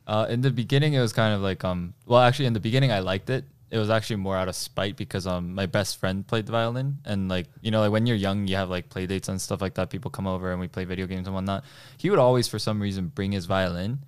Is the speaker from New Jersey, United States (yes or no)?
yes; New Jersey, United States; born or raised there; first language Korean; English is a second language; also born or lived in South Korea